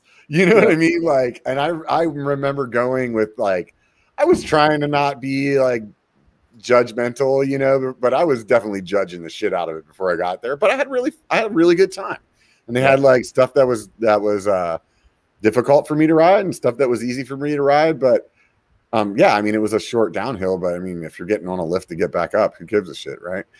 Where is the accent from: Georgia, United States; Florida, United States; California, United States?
California, United States; Yeah it's kind of crazy to think about as a Californian, you know.